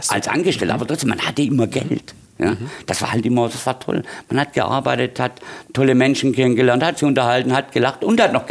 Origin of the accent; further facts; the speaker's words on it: Baden-Württemberg, Germany; Aufgewachsen bin ich auf dem Land, auf dem Dorf. Und ähm, ein kleines Dorf bei Brackenheim, Theodor Heustadt, wahrscheinlich weniger bekannt, gehört zum Großraum Heilbronn.